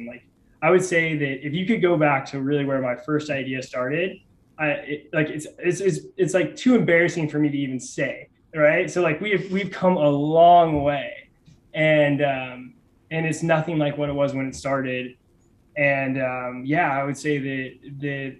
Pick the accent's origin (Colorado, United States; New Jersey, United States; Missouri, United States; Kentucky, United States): Missouri, United States; Kansas City; moved away; I'm from Kansas City originally